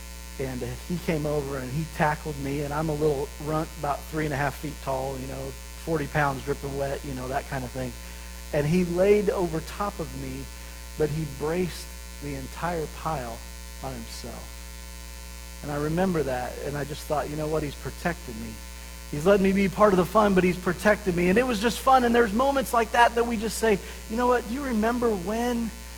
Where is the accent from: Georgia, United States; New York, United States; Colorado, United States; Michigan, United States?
Colorado, United States; Pueblo; And so I grew up in Pueblo, Colorado